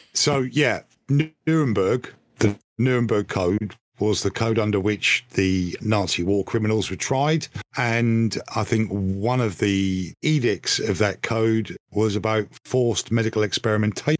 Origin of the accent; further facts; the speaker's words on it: United Kingdom; I think of myself as British